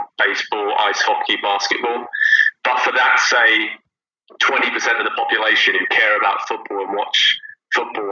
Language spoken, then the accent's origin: English; Southampton, South East England, United Kingdom; moved away as an adult; also born or lived in United States; spending so much time in the US, but also growing up in Southampton